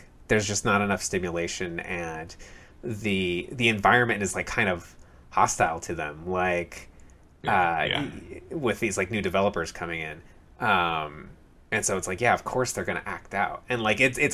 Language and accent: English; Temecula, California, United States; in my hometown, Temecula, California, fucking hated that town.